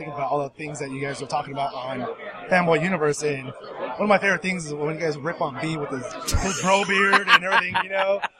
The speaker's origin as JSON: {"language": "English", "town": "Moreno Valley", "region": "California", "country": "United States", "said": "No, I'm from Moreno Valley."}